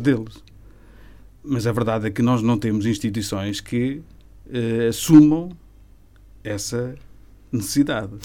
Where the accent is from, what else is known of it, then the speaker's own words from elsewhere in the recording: Tarouca, Norte, Portugal; eu sou de uma aldeia do Conselho de Tarouca que praticamente não tem pessoas